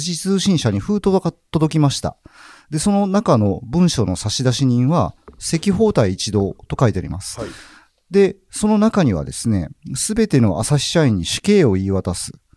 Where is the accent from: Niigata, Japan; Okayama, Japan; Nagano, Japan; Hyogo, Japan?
Hyogo, Japan; Nishinomiya; 阪神支局のある兵庫県の西宮市の出身